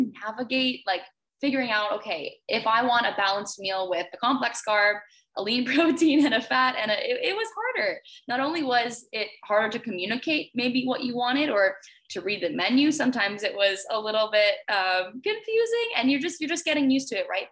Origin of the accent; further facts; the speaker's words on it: Toronto, Ontario, Canada; I'm from Canada, from Toronto.